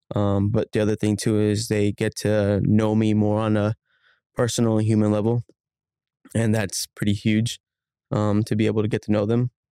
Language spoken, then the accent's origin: English; Phoenix, Arizona, United States; I grew up in Phoenix. I grew up in South Phoenix. Um, I'm born and raised in the valley, um, never moved